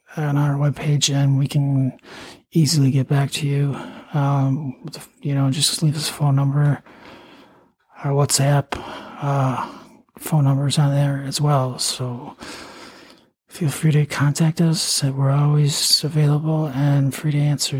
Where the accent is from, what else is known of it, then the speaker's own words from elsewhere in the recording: Eau Claire, Wisconsin, United States; also born or lived in St. Cloud, Minnesota; I went to you know high school in Eau Claire, Altoona. I mean, um, I was born in Eau Claire